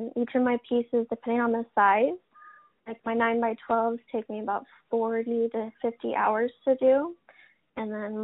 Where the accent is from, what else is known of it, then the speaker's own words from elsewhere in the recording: Colorado, United States; moved away as an adult; now in Oregon, United States; I was born and raised in Colorado. I was there until I was about 20, and I decided, with a few events that happened in Colorado, I decided to move to Oregon for a new start